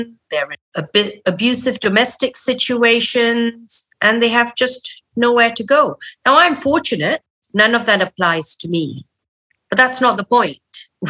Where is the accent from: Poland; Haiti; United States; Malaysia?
Malaysia; moved away; it's hugely emotional for me as a Malaysian woman.